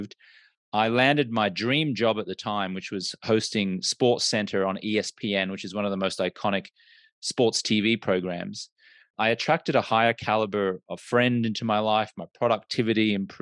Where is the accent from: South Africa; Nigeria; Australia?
Australia; now in United States; I'm an Australian American and I grew up in an Australian culture where drinking was just the norm